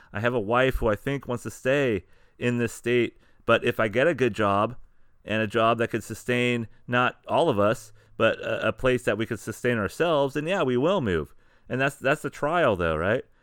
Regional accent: San Diego, California, United States; also born or lived in Sacramento, California; we started with San Diego County, started with my hometown.

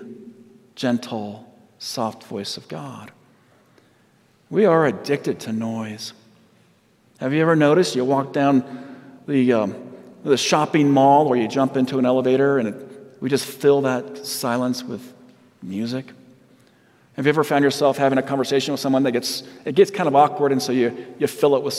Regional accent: Southern California, United States; moved away; I'm from Southern California

